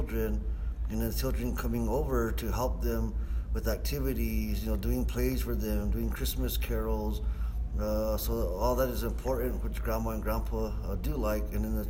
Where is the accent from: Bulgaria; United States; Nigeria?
United States; Santa Clara Pueblo, New Mexico